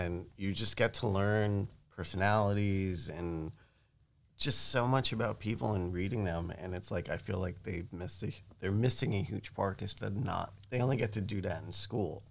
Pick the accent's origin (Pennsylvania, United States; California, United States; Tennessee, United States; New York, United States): New York, United States; growing up in New York